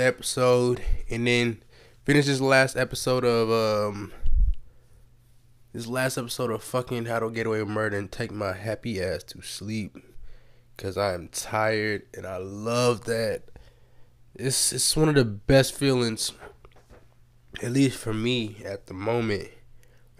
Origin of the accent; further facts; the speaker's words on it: United States; I was born in America to immigrant ass parents